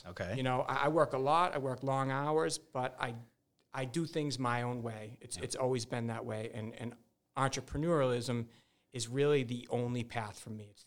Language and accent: English; Uxbridge, Massachusetts, United States; Uh, I, I, I, caused a few problems back in Uxbridge, and if anybody from Uxbridge uh, hears this